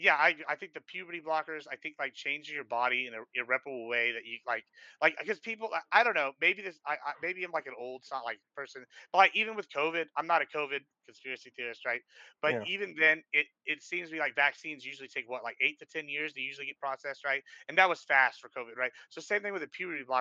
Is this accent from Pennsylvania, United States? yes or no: no; Nueces County, Texas, United States; moved away; I come from Nueces County, right? Originally, and that's the number one teen pregnancy rate nationwide. So, like at 12, 13, like 1/8 of my fucking high school class had children.